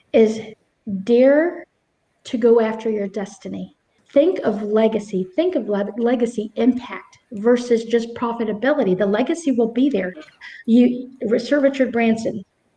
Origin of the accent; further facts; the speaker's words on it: Philippines; I chose the Philippines because it's my home country